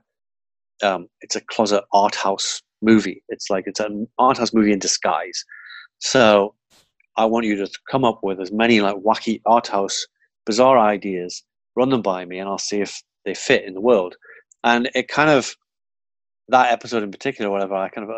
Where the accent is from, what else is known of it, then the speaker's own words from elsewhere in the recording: Geordie, North East England, United Kingdom; accent: Geordie; you're a Geordie. And I'm Geordie